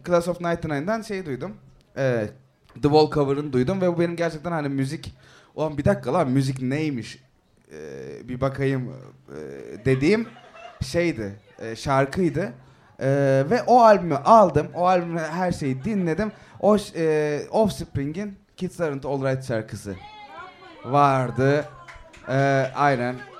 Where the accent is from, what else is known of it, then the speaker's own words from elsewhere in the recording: Izmir, Turkey; ben ortaokuldan liseye geçtiğimde e, Bostanlı'da Hatay'a taşındım. Yani Hatay, İzmir Hatay.